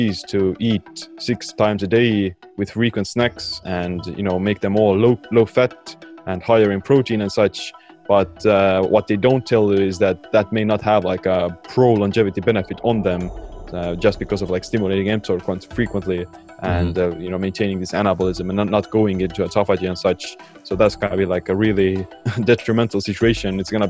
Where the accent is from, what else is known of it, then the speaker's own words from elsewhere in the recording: Estonia; Yeah, I am from the cold, wintry regions of Estonia, calling in from at the moment.